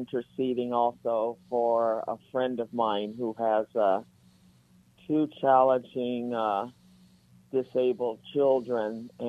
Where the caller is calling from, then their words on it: North Hollywood, California, United States; from North Hollywood.